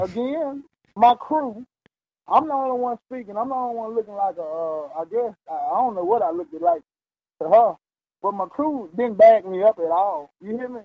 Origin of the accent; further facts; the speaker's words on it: Mississippi, United States; moved away; I'm from the country. I'm from Mississippi